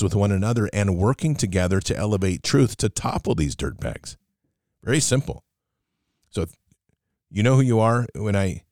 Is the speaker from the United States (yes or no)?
yes; United States; because I'm American